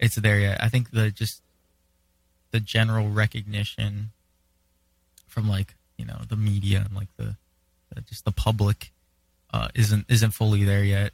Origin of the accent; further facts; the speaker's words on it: Hawaii, United States; I'm from Hawaii, right? And for me, that's a really big thing that I'm super proud of, you know, because I'm also Hawaiian